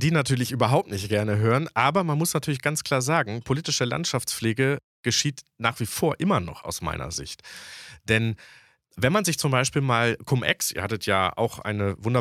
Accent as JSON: {"language": "German", "region": "West Germany", "country": "Germany", "tie": "born or raised there", "said": "weil ich bin ja tatsächlich äh, in Westdeutschland aufgewachsen, aber meine Familie war in Ostdeutschland."}